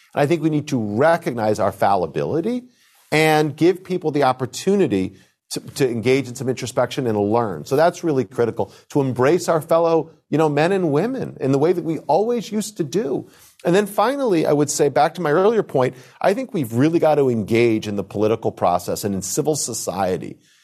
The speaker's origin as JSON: {"language": "English", "country": "United States", "said": "as an American Jew, as the grandson of a Holocaust survivor from Germany"}